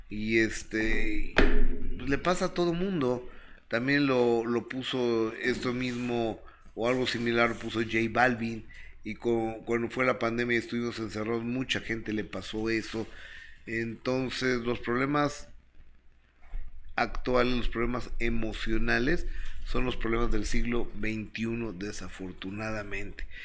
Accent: Zacazonapan, State of Mexico, Mexico; Sí, yo, soy del Edomex. Ajá. Yo soy del meritito

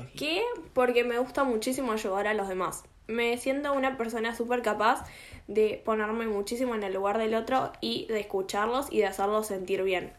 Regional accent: Argentina; no me considero casi argentina en lo que son mis gustos personales

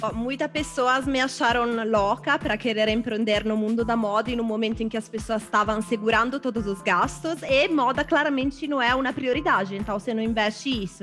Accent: Milan, Lombardy, Italy; Portuguese is a second language; moved away as an adult; now in Brazil

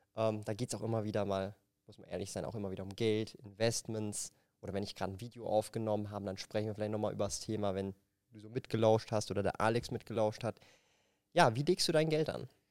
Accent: Zurich, Switzerland; ich komme halt aus Zürich

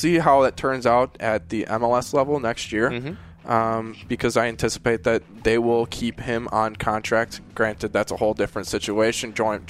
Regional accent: Minnesota, United States; growing up in Minnesota

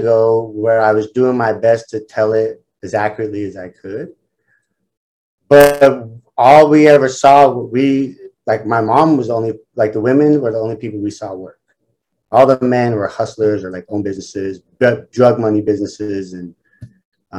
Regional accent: Salt Lake City, Utah, United States; I grew up in Salt Lake City to a single mother.

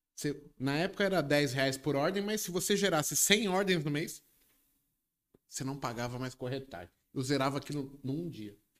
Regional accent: Brazil; a gente, como brasileiro em si

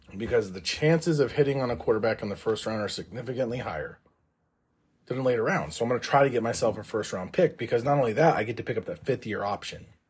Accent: Kansas, United States; I'm from Kansas

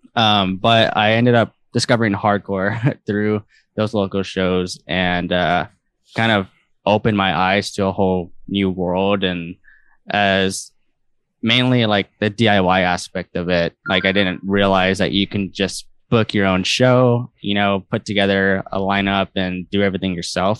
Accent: San Antonio, Texas, United States; also born or lived in College Station, Texas; now in Houston, United States; I grew up in San Antonio, Texas

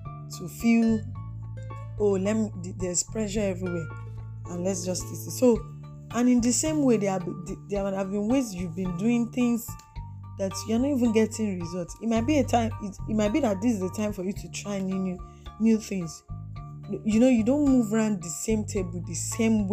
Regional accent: Nigeria; Nigeria is my country. I live in Nigeria

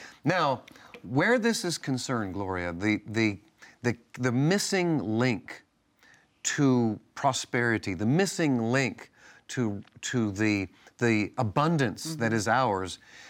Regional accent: Northeast, United States; See, I grew up in the Northeast.

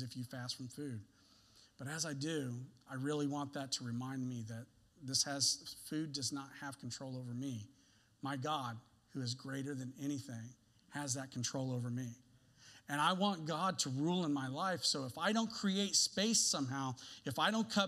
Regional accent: the South, United States; I told you that I grew up in the South.

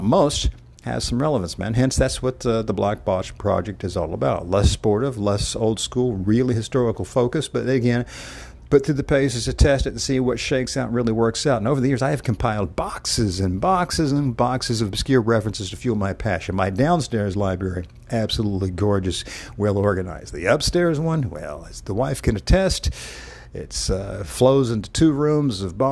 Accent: the American South, United States; I'm a Southerner by dint

